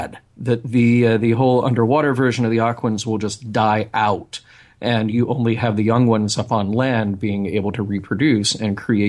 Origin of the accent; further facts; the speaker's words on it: Alabama, United States; I grew up in Alabama